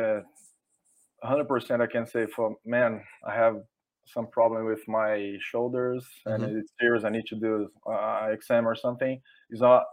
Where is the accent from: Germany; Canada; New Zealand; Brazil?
Brazil; first language Portuguese; English is a second language; English is not my first language, but you can find the best source in English, not in Portuguese